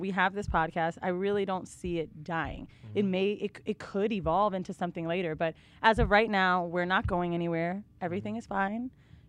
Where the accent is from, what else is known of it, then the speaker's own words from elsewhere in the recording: Florida, United States; now in New York, United States; I'm from Florida